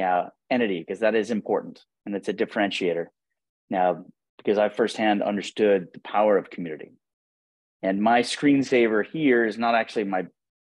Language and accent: English; Buffalo, New York, United States; I'm from Buffalo, New York.